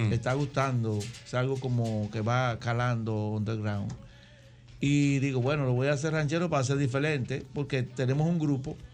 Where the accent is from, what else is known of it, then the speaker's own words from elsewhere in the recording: Cibao, Dominican Republic; yo soy dominicano, soy cibaeño.